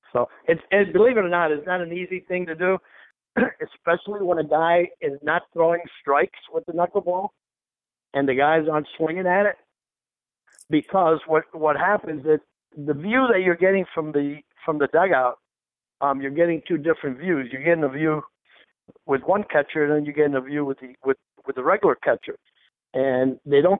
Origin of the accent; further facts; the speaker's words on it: Key West, Florida, United States; I'm from Key West.